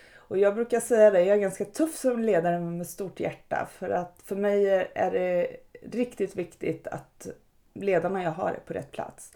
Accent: Örebro, Örebro County, Sweden; i Örebro där jag kommer ifrån

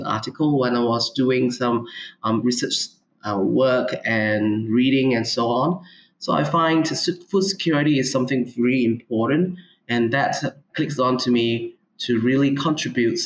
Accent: Ipoh, Perak, Malaysia; also born or lived in Minnesota, United States; I'm from Malaysia. I was born in Ipoh, which is a city, middle of peninsula in the states of Perak.

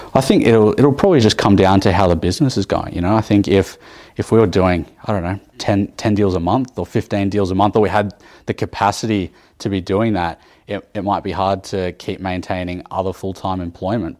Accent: Sydney, New South Wales, Australia; now in Canberra, Australia; I did a lot of my time growing up in Sydney

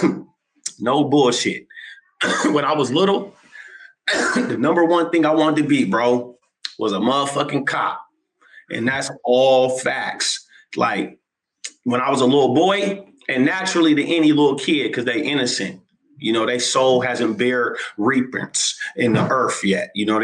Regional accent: Seattle, Washington, United States; I'm Seattle, Washington, man, 206 native, South End, Seattle, Washington.

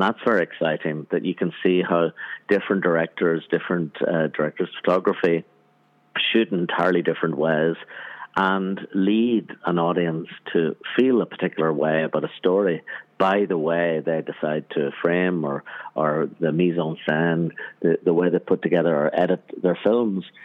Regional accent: Armagh, Northern Ireland, United Kingdom; where I grew up in Northern Ireland, in Armagh, Northern Ireland

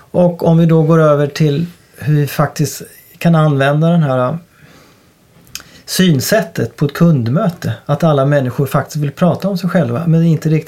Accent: Åtvidaberg, Östergötland, Sweden; då kommer jag ju då från Åtvidaberg

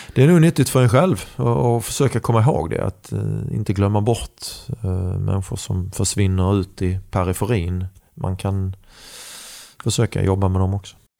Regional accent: Sweden; Jag är glad och stolt att säga att jag är svensk

